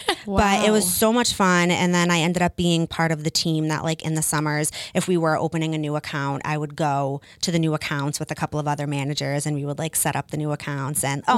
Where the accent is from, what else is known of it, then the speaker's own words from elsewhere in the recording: Taunton, Massachusetts, United States; also born or lived in Mashpee, Cape Cod; So I grew up in Taunton. My parents, I lived in the same house for 25 years. And when I was probably about 12, my parents got a summer home in Mashpee and New Seabury